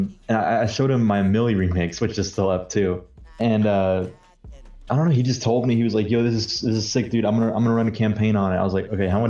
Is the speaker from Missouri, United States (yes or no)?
no; Tennessee, United States; I'm from Tennessee.